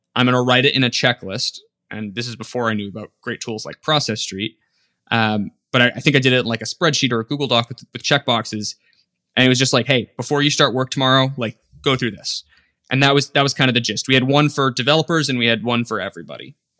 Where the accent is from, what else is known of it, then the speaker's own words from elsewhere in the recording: Las Vegas, Nevada, United States; I grew up in Las Vegas